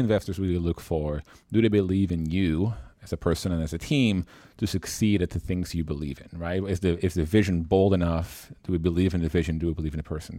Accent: Netherlands; born and raised in the Netherlands, traveled a lot through Europe, uh, and the rest of the world

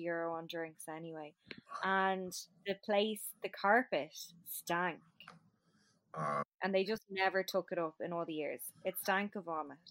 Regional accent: Shankill, Leinster, Ireland; I'm from Shankill

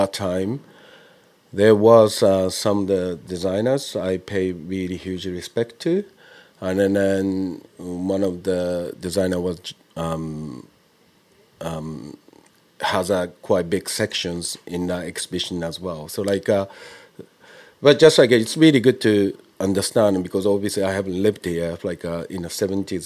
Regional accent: Japan; now in London, United Kingdom; I've been living abroad for quite a long time, but I was born and bred in Japan.

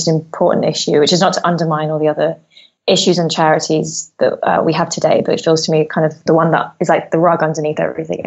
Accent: London, United Kingdom; I grew up in London, and so I'm a through and through kind of bred city girl

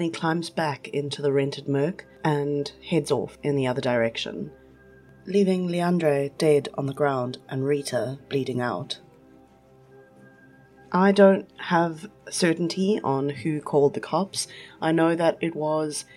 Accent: East London, Eastern Cape, South Africa; I grew up in East London

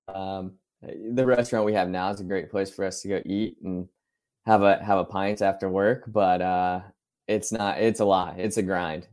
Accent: Ohio, United States; I grew up in Ohio

